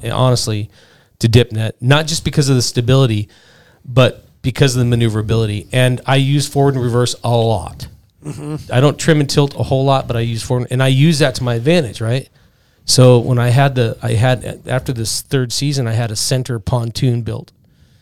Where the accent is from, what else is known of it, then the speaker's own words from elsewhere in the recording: Kenai River, Alaska, United States; I grew up on the Kenai River